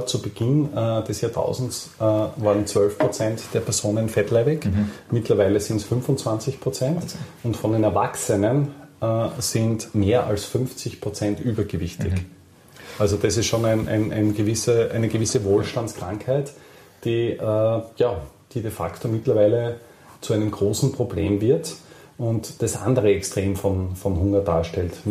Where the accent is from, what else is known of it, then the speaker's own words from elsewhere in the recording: Austria; äh, ja, sehr selten als Österreicher das Erlebnis hat, möchte ich es trotzdem anführen.